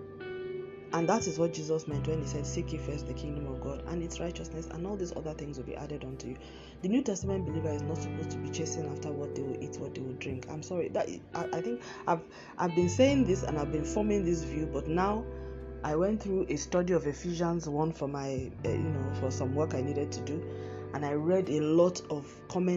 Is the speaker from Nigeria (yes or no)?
yes; Nigeria; moved away; my home country, Nigeria